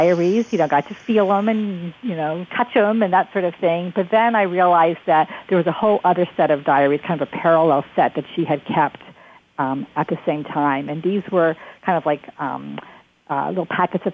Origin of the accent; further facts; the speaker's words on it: New London, Connecticut, United States; moved away as an adult; now in Alexandria, United States; I'm originally from New London, Connecticut